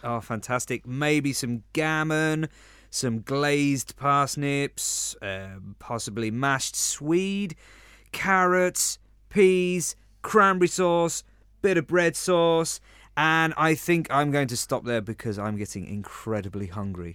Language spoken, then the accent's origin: English; London, United Kingdom; now in Spain; I am from London, or the Big Smoke